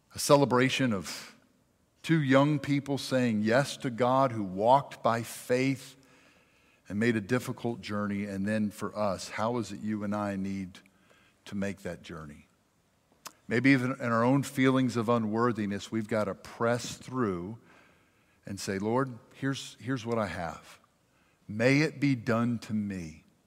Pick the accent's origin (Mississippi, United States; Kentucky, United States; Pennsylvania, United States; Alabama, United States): Mississippi, United States; Jackson; also born or lived in Richland, Mississippi; now in Madison, United States; I'm from South Jackson